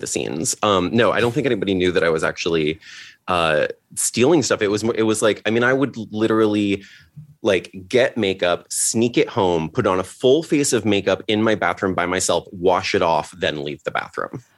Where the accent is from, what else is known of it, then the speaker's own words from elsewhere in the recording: Litchfield, Connecticut, United States; also born or lived in Seattle; now in Los Angeles, United States; I grew up in Litchfield